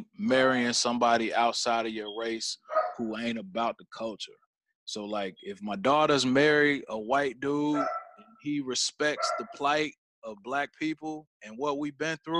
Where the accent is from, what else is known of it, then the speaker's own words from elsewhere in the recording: Gary, Indiana, United States; I grew up in Gary.